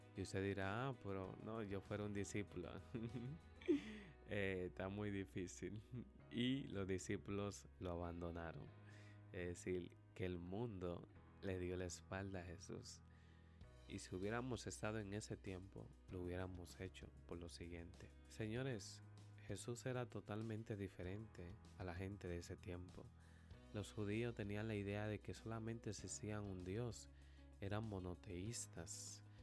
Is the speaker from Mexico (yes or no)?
no; Dominican Republic; nos escuchan a nosotros como dominicanos